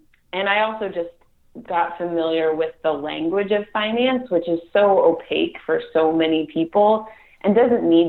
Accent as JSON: {"language": "English", "town": "Los Gatos", "region": "California", "country": "United States", "tie": "born or raised there", "also_born_or_lived": "New York / Boston", "said": "I grew up in Los Gatos, California, about an hour south of San Francisco"}